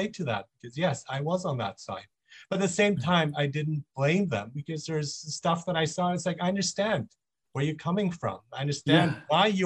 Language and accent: English; Nuremberg, Bavaria, Germany; also born or lived in Monheim, Germany; now in Vancouver, Canada; I grew up in Germany. I grew up in Nuremberg actually.